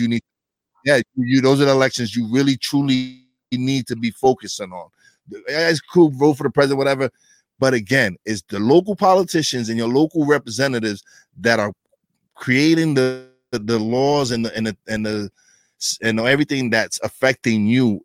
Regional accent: New York City, New York, United States; I'm from East New York, Brooklyn. It was one of the worst neighborhoods in New York City

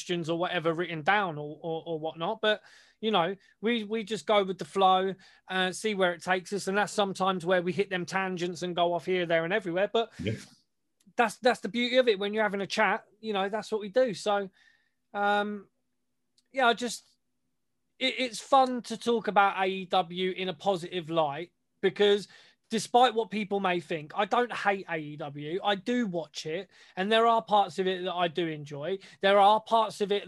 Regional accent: United Kingdom; we're British

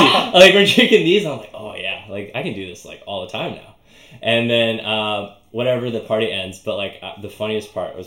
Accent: Northwest Territories, Canada; moved away; also born or lived in Edmonton, Alberta / Inuvik / Kugluktuk; I was born in Edmonton, but I lived in, like, the Northwest Territories for most of my, like, elementary childhood

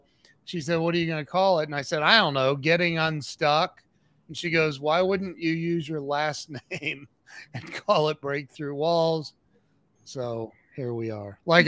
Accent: Ohio, United States; I'm from Ohio

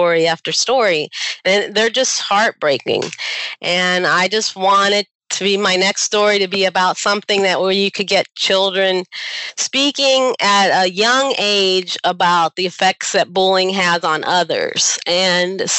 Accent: Barberton, Ohio, United States; I was born in Barberton, Ohio, which is right next to Akron.

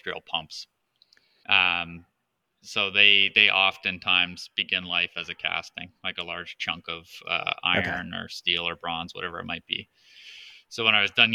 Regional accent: Southern Ontario, Canada; also born or lived in Toronto; I'm a native Southern Ontarian up here in Canada. I was born in Toronto and have lived within a few hours of Toronto my entire life.

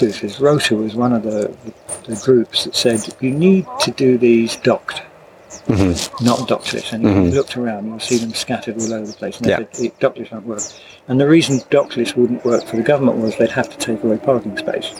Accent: Bonnybridge, Scotland, United Kingdom; moved away as an adult; also born or lived in London / Kingston upon Thames; now in Malta; I was born in Scotland. Right. Bonny Bridge.

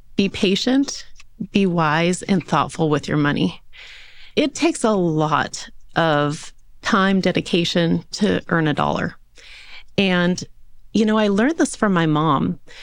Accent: Yorba Linda, California, United States; also born or lived in Newport Beach / Park City; So I was born and raised in Southern California, in a little city called Yorbalinda

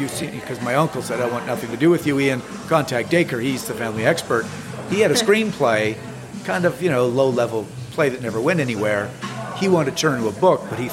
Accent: Montreal, Quebec, Canada; Growing up in Montreal, Canada

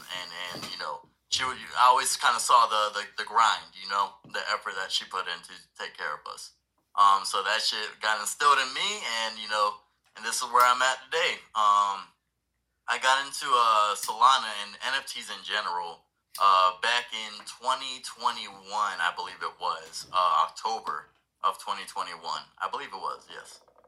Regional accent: Puerto Rico; now in Jacksonville, United States; I'm originally from Puerto Rico, you know, moved out. My dad was in the Navy. You know, we moved out to Florida, Jacksonville, Florida.

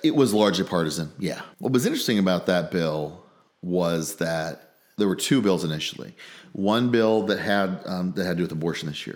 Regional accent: Gibson City, Illinois, United States; also born or lived in Washington, D.C.; I grew up in Gibson City

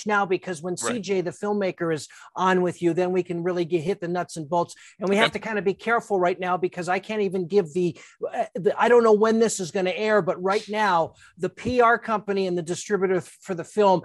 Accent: Los Angeles, California, United States; also born or lived in San Francisco, California / Santa Rosa, California; I ended up in L.A. because when I was 4 years old, my father took a better job

